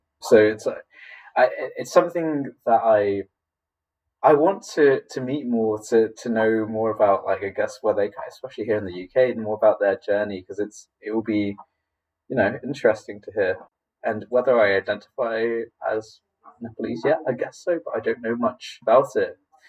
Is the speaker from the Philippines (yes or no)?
yes; Philippines; born there; growing up, I identified as Filipino because I was born in the Philippines